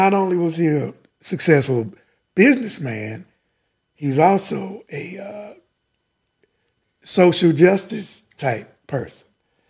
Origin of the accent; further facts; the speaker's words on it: the South, United States; I'm from the South.